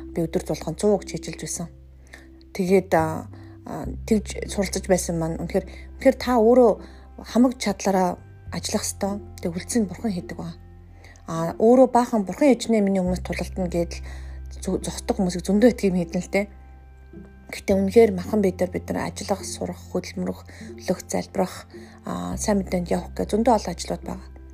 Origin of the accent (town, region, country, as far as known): Mongolia; moved away as an adult; also born or lived in South Korea